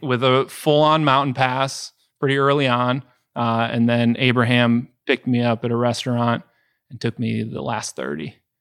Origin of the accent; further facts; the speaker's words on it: Wisconsin, United States; Ezra and I are both born and raised in Wisconsin, so we bleed Packer green and gold